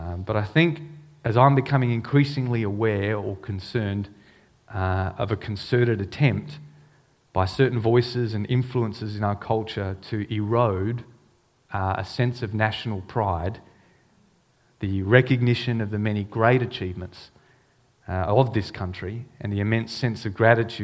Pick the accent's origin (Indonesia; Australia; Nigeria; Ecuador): Australia; also born or lived in Hong Kong; As an Australian